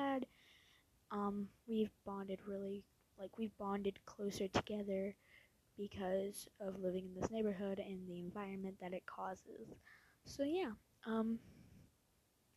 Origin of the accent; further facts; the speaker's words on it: Louisiana, United States; also born or lived in Posen, Illinois; when I was 3 years old, we moved here from Posen, Illinois. We moved to Louisiana to live closer to my dad's mother.